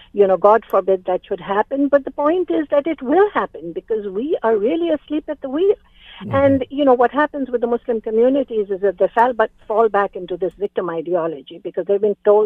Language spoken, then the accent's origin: English; Canada; As Canadian citizens